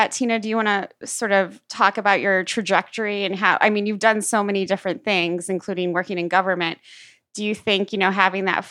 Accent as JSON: {"language": "English", "town": "Defiance", "region": "Missouri", "country": "United States", "said": "I think we grew up in similar places. I'm from Defiance, Missouri"}